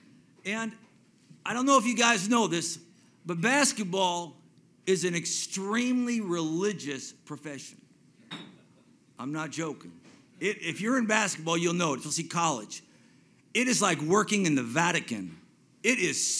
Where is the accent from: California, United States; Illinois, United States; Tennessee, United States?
California, United States; Silicon Valley, San Francisco Bay Area; I grew up in Silicon Valley